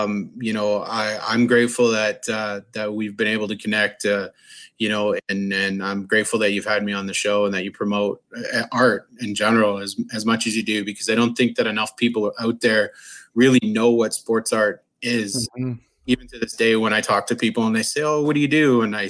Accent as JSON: {"language": "English", "country": "Canada", "said": "being a Canadian"}